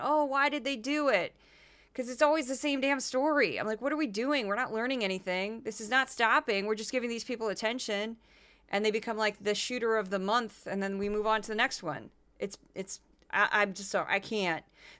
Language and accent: English; Midwest, United States; accent: Midwestern; who are from the Midwest, where I'm from Again, before I get any angry emails about me making fun of people, that I am. I'm making fun of myself when I do a Midwestern accent.